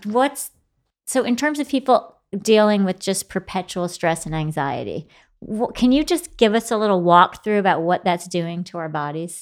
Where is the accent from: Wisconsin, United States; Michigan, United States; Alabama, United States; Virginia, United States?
Michigan, United States; Grand Rapids; moved away as an adult; now in New York City, United States; I grew up in Grand Rapids, Michigan, very quiet.